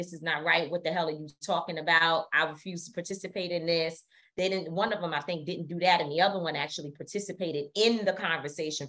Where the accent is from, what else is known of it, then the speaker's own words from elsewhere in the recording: New York City, New York, United States; being a New Yorker, especially a New Yorker from the hood